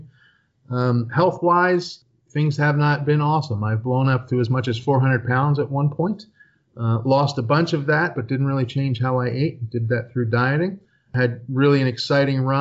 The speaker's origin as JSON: {"language": "English", "town": "Philadelphia", "region": "Pennsylvania", "country": "United States", "tie": "born or raised there", "lives_now": "Poconos, United States", "said": "I grew up in Philadelphia, Pennsylvania."}